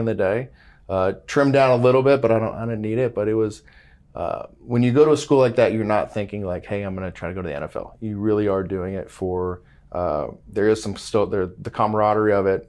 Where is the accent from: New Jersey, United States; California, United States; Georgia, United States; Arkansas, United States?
California, United States; Mission Viejo; moved away; also born or lived in Georgetown, Texas; I grew up in Southern California